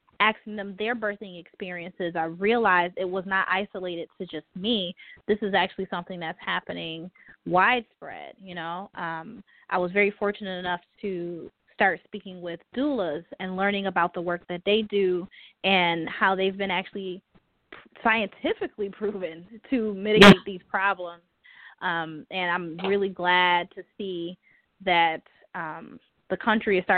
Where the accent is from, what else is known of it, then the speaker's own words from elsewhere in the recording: Buffalo, New York, United States; moved away; I'm originally from Buffalo, New York